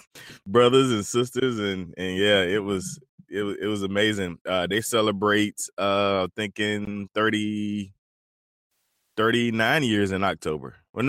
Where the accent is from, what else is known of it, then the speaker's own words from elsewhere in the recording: North Carolina, United States; moved away; my home state of North Carolina.